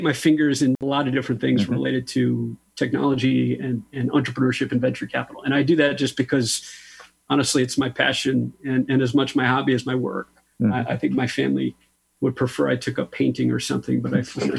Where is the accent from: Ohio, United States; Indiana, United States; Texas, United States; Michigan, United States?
Michigan, United States; also born or lived in Silicon Valley, California; now in Austin, United States; I grew up in Michigan